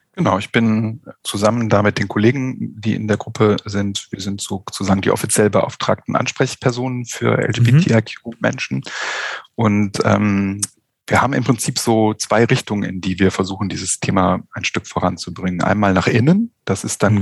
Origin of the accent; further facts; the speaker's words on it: Germany; hier bei uns in Deutschland